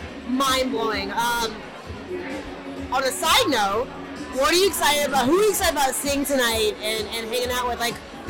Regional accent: Texas, United States; moved away

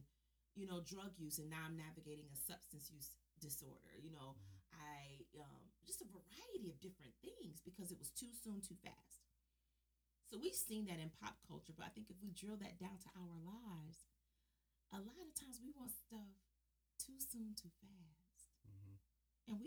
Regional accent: Detroit, Michigan, United States; growing up in Detroit

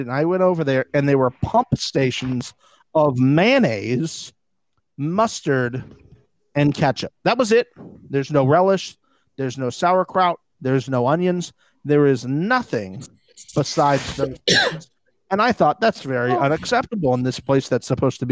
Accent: Tampa, Florida, United States; I'm from Tampa

